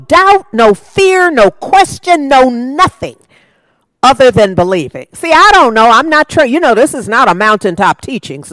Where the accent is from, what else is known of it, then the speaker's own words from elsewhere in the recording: United States; this is where I live, and I am an American